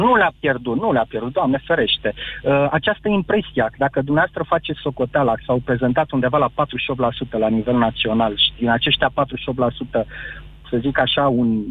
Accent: Bucharest, Romania; Sunt din București

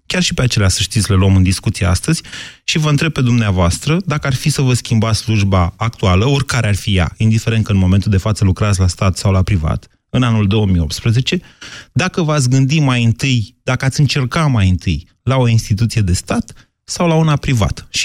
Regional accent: Iași, Iași County, Romania; Din Iași. Din Iași, ok. Iașian.

